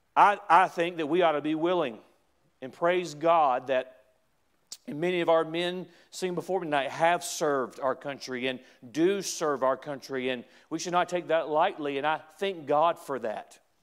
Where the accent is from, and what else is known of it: United States